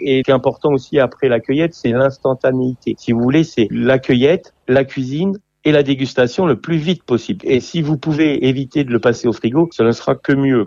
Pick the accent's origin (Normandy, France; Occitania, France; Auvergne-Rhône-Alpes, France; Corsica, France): Normandy, France; je suis normand